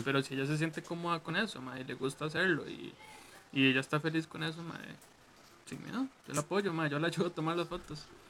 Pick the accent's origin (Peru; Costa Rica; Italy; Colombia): Costa Rica; aquí en Costa Rica